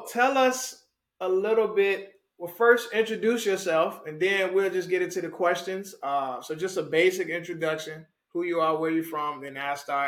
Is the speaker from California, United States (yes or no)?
no; Richmond, Virginia, United States; now in Dallas-Fort Worth, United States; 804 forever, Richmond, Virginia, truly. Born and bred